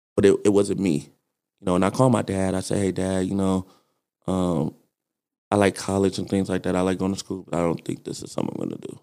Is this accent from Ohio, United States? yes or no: no; Detroit, Michigan, United States; now in Las Vegas, United States; I'm originally from Detroit, Michigan